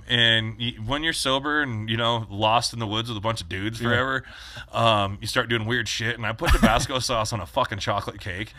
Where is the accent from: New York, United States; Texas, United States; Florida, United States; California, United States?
California, United States; Bishop; moved away as an adult; also born or lived in Long Beach, California / Lake Isabella, California / Southlake; I grew up in Bishop and Lake Isabella. And, you know, all across the Sierras is like all mining towns.